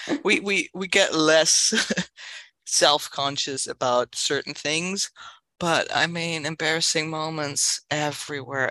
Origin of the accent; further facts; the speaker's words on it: Berlin, Germany; English is a second language; also born or lived in San Francisco, United States / Los Angeles, United States; now in New York, United States; That's the accent. I'm originally from Berlin